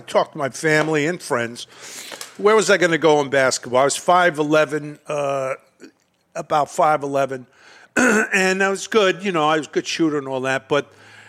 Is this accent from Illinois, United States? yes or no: no; New York City, New York, United States; Brooklyn, New York.